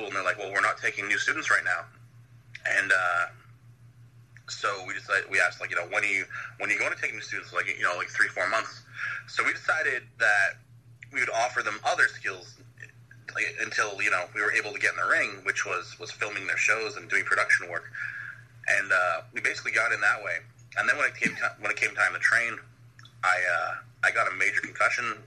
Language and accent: English; Ottawa, Ontario, Canada; my hometown of Ottawa, Ontario, Canada